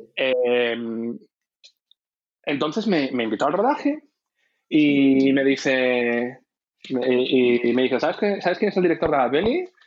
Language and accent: Spanish; Salamanca, Castile and León, Spain; moved away as an adult; also born or lived in Bilbao; now in Madrid, Spain; yo nací en Bilbao. Em, eh, nací en Bilbao, muy pequeñito mis padres se trasladaron a, Salamanca porque ellos eran profesores universitarios. ¿Mm? y he vivido en Salamanca toda mi vida, desde los, no sé, desde los dos años o los tres años hasta los 19 años